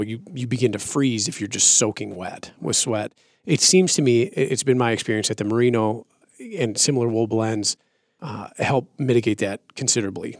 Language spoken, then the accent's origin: English; Minnesota, United States; moved away; growing up, I'm from Minnesota originally